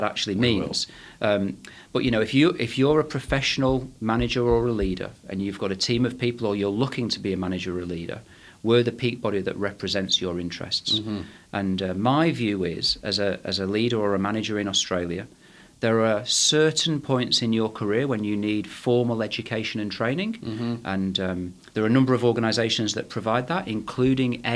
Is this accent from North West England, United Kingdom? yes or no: yes; Manchester, North West England, United Kingdom; I was born in, as you can probably tell from my accent, I was born in Manchester in England